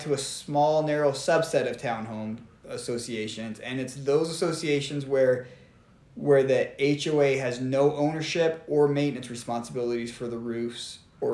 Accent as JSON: {"language": "English", "region": "Arizona", "country": "United States", "moved": "yes", "lives_now": "Utah, United States", "said": "I come from Arizona"}